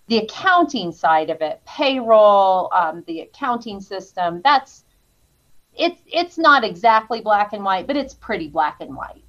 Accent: Riverton, Wyoming, United States; There's hirings and layoffs and a few moves, but primarily from Riverton

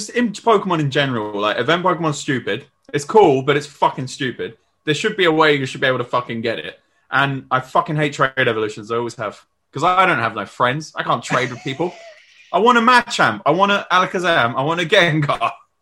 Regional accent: Scotland, United Kingdom; I'm Scottish.

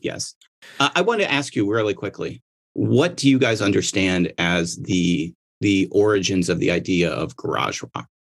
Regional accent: Michigan, United States; I'm from Michigan

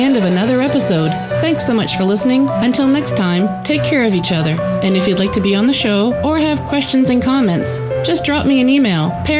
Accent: East Coast of Canada, Atlantic Canada, Canada; also born or lived in Ottawa Valley, Ontario; now in Ontario, Canada; I'm originally from the East Coast, but I'm now living in Ontario in the Ottawa Valley.

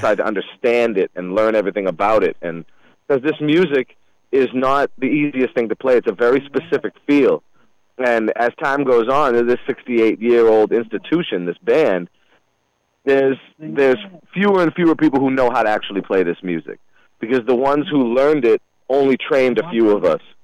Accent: United States; moved away as an adult; also born or lived in Durham, New Hampshire / Tallahassee, Florida; I'm originally from the Merrimack River Valley

